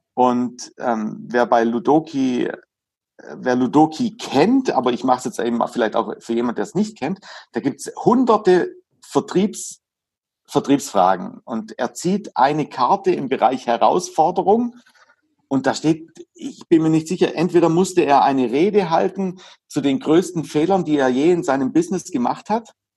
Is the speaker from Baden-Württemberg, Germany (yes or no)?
yes; Hagnau am Bodensee, Baden-Württemberg, Germany; Ich komme aus Hagenau. Hagenau, das Saint-Tropez Süddeutschlands.